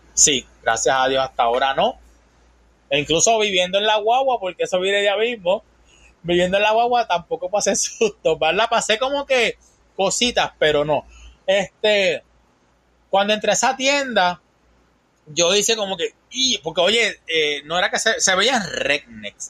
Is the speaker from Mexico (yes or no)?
no; Puerto Rico; moved away as an adult; also born or lived in Tallahassee, Florida; now in Panama City, Florida, United States; Yo soy de Puerto Rico.